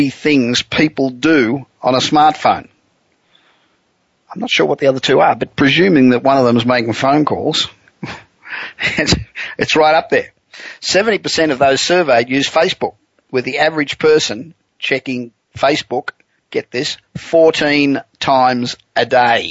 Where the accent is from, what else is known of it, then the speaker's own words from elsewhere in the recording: Los Angeles, California, United States; coming at you this week from my hometown of Los Angeles